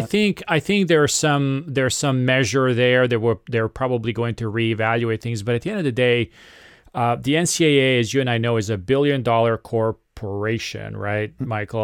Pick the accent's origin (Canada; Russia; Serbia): Serbia; I am uh, from Serbia